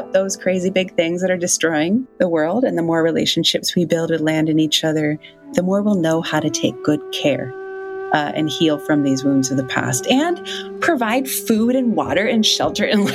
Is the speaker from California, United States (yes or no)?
yes; Yurok community, Northern California, United States; also born or lived in Wisconsin; now in Tucson, United States; I was raised in the Yurok community in Northern California, and now live part on Tona'atam lands in Tucson, Arizona